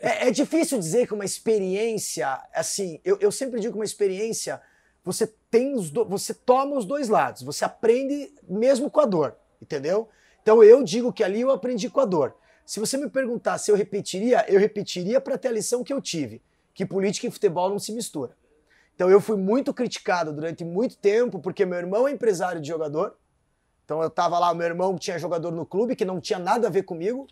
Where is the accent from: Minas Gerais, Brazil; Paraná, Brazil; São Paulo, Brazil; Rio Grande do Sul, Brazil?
Paraná, Brazil; Curitiba; eu morava no Centro Cívico, ali na quase atrás do Tribunal de Contas